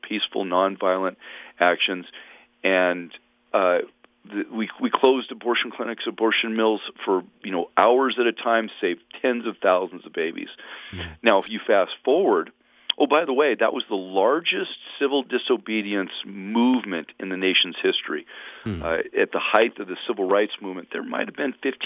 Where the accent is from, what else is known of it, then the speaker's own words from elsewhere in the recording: San Diego, California, United States; I grew up in Southern California, in San Diego to be specific